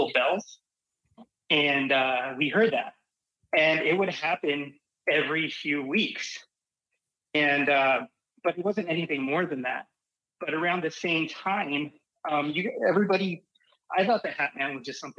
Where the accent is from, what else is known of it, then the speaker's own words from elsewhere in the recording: Arizona, United States; I grew up in Arizona